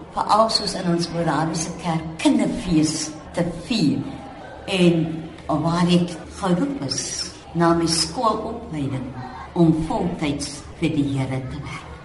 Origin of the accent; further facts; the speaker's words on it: Cape Town, Western Cape, South Africa; ek in Bridgetown as kind groot geword